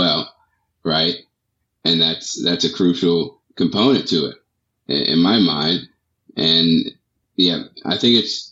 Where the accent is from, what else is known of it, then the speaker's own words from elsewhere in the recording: Washington, District of Columbia, United States; I was born and raised in Washington, D.C.